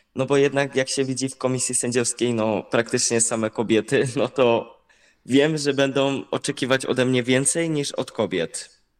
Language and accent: Polish; Kościan, Greater Poland, Poland; trenowałem w, u siebie w Kościanie